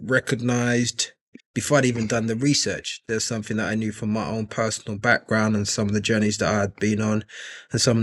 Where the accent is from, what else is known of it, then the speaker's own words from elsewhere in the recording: London, United Kingdom; also born or lived in Nigeria; I grew up initially in East London